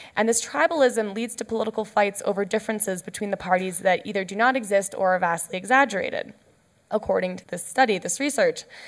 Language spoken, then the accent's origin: English; Canada; I'm Canadian